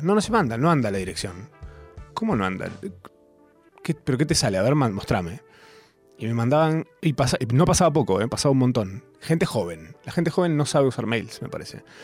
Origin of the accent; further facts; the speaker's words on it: Argentina; como todo argentino de bien